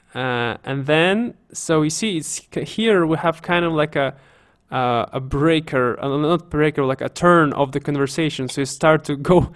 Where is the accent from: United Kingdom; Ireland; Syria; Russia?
Russia; Siberia; I'm from Siberia, as you know, guys. So we say "cho."